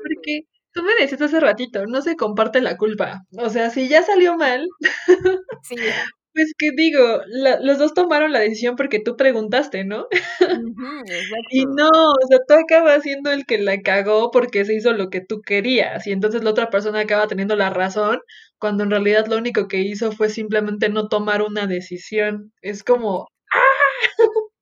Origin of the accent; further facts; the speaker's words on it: Mexico; como mexicanos nos encanta